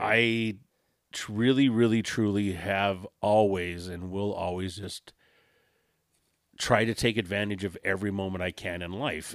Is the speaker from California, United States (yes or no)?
yes; Southern California, United States; I'm from California